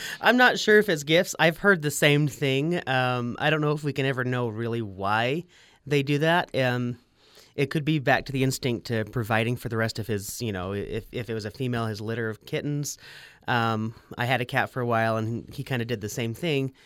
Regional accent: Salt Lake City, Utah, United States; also born or lived in Logan, Utah; I grew up in Sugar House area

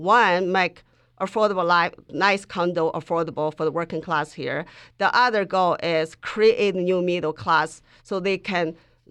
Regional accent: Mongolia; English is a second language; at the time when I grew up in Mongolia, it was still like a caste system like India.

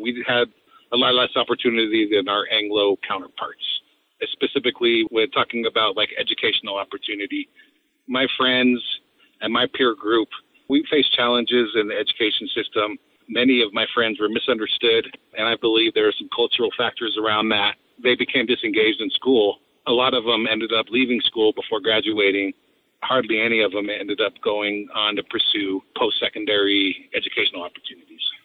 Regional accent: Delta, Colorado, United States; I have a lot of love for my hometown. Delta was a place where I was raised

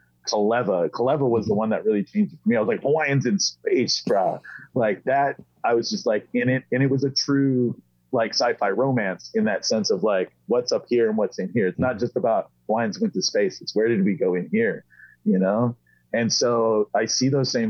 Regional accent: San Diego, California, United States; born or raised there; also born or lived in Maui

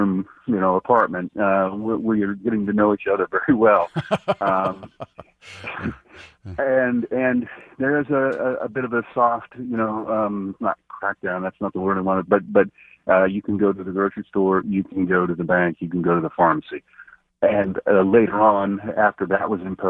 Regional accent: Kansas, United States; I'm American by choice and Kansan by the grace of God

